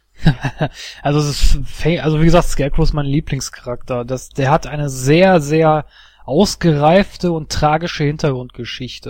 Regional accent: Duisburg, North Rhine-Westphalia, Germany; meine Heimatstadt Duisburg

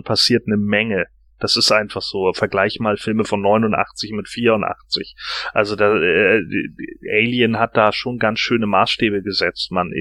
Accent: Germany; bei uns in Deutschland

